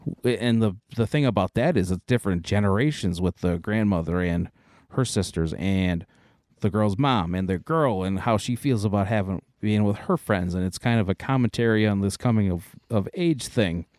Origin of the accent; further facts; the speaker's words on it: United States; we are American